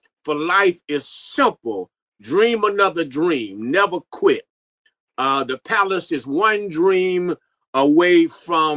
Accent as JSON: {"language": "English", "town": "St. Louis", "region": "Missouri", "country": "United States", "moved": "as an adult", "lives_now": "Virginia, United States", "said": "I live in Virginia, but I'm not actually from Virginia. I'm from St. Louis, Missouri."}